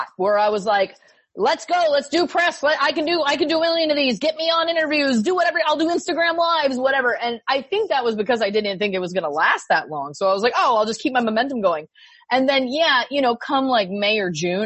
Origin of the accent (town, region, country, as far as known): Belleville, Ontario, Canada; born or raised there